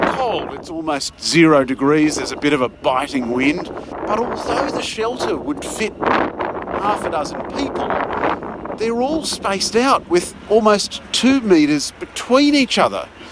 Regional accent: Australia; moved away; I'm from Australia.

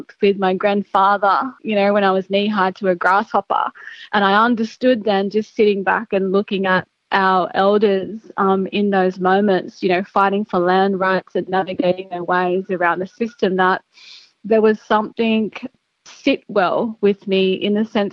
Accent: Gilgandra, New South Wales, Australia; now in Sydney, Australia; I grew up in Gilgandra in Western New South Wales.

